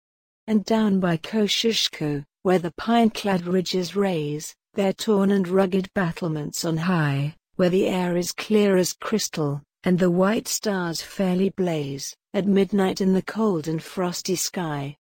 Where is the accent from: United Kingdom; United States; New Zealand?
New Zealand